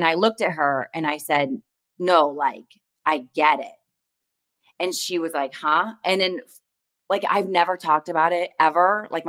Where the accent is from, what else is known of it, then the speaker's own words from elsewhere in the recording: Ohio, United States; moved away as an adult; now in California, United States; born and bred in Ohio, I've been in California about 10 years.